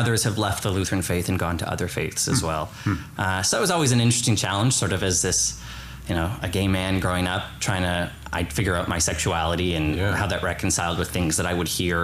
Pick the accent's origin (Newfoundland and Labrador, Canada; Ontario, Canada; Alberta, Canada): Ontario, Canada; Kitchener; I grew up in Kitchener-Waterloo, about an hour west of here